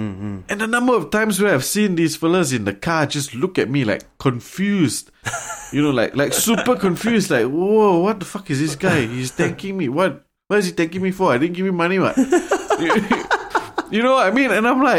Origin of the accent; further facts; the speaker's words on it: Singapore; that's the other gripe I had, I think, growing up in Singapore, because I very seldom heard people use please or thank you.